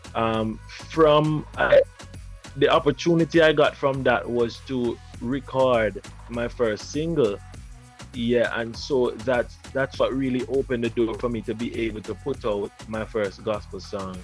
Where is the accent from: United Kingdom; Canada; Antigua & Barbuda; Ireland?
Antigua & Barbuda; moved away as an adult; now in Jamaica; actually, I'm from Jamaica. I was born here, but I grew up in Antigua.